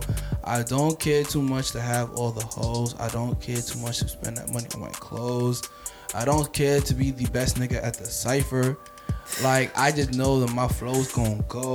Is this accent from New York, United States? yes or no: yes; New York, United States; I'm from New York